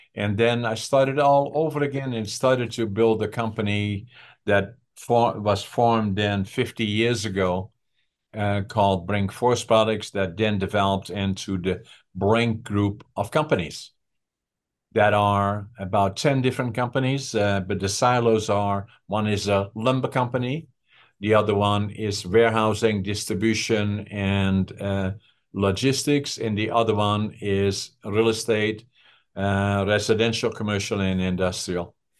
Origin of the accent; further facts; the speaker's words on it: Netherlands; first language Dutch; English is a second language; moved away as an adult; also born or lived in Prince George, British Columbia, Canada; now in Canada; I left Holland for Canada